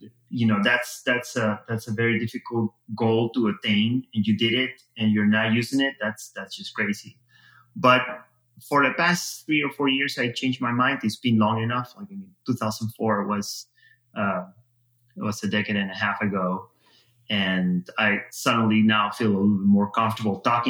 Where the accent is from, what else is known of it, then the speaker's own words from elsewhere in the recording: Peru; moved away as an adult; now in United States; I was born in Peru, lived there all my life.